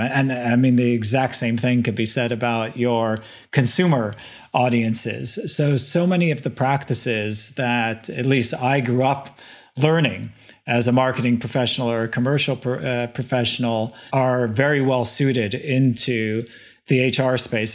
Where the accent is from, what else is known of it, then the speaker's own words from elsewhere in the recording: Montreal, Quebec, Canada; moved away as an adult; also born or lived in Asia; born and bred in Montreal, in Canada